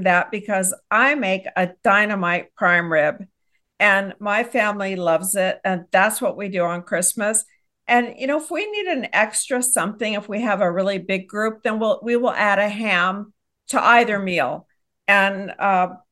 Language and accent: English; Texas, United States; I hail from Texas